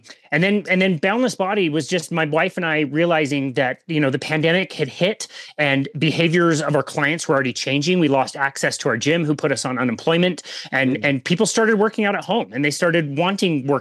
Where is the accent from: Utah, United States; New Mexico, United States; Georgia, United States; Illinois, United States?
Utah, United States; Salt Lake City; also born or lived in South Jordan, Utah; I'm basically from the Salt Lake City kind of area. I've lived here most of my life